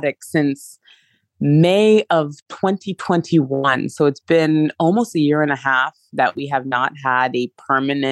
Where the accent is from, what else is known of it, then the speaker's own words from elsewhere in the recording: Canada; also born or lived in France / England / Hong Kong / Mexico; now in United States; I was born and raised in Canada, but I lived in France, England, Hong Kong, and Mexico, and then the US